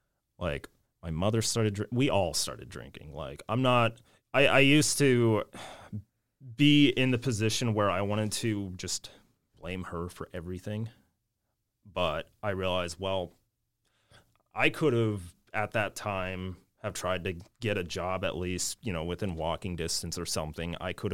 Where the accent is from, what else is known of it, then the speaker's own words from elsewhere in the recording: Palmer, Alaska, United States; born there; I was born in Palmer.